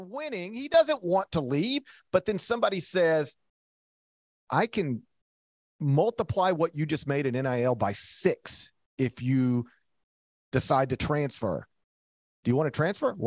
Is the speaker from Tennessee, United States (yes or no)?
yes; Memphis, Tennessee, United States; my hometown franchise, the Grizzlies